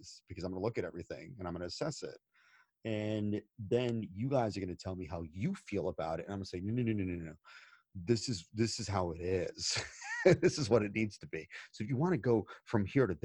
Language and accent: English; United States; I'm American